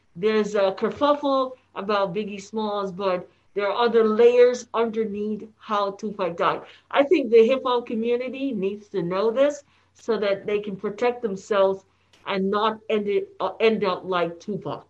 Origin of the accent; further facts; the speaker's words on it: Jamaica; now in United States; Because we were born in Jamaica, we call ourselves West Indians